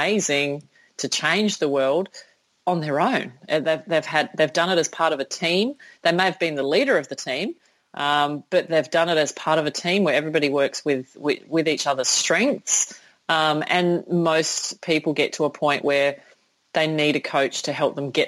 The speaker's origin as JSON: {"language": "English", "town": "Sydney", "region": "New South Wales", "country": "Australia", "tie": "born or raised there", "said": "in my hometown, in my home country"}